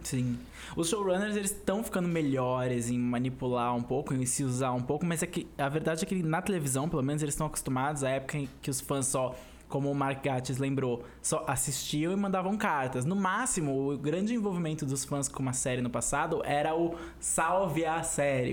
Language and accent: Portuguese; Brazil; como brasileiros que assistiram novela